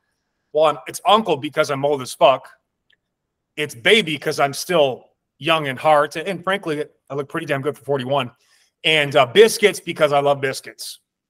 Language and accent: English; Milwaukee, Wisconsin, United States; now in California, United States; I'm from Milwaukee, Wisconsin